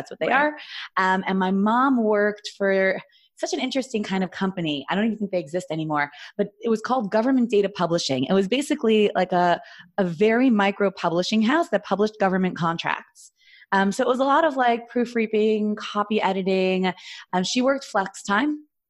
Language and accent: English; New York City, New York, United States; moved away as an adult; also born or lived in Jerusalem, Israel; I grew up actually in Flatbush, Brooklyn, New York.